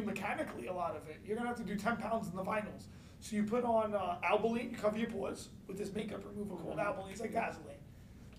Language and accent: English; New York City, New York, United States; I'm from Brooklyn